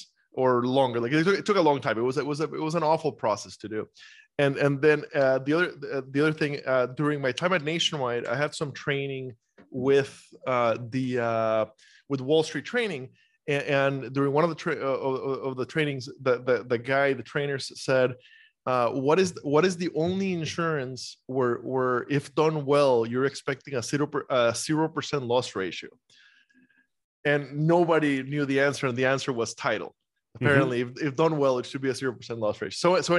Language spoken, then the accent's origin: English; Costa Rica; moved away as an adult; also born or lived in Iowa; now in United States; So, born and raised in Costa Rica and I went to school in Iowa and spent 10 years there.